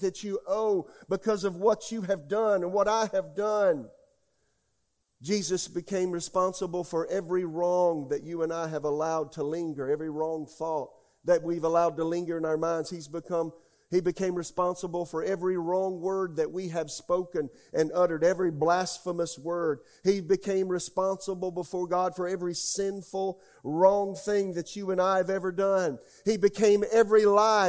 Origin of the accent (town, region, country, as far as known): United States